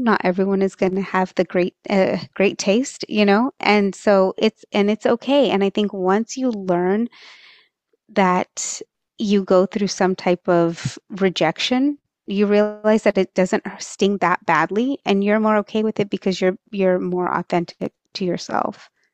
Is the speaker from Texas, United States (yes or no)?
yes; Texas, United States; first language Marathi; I, um, was born and raised in Texas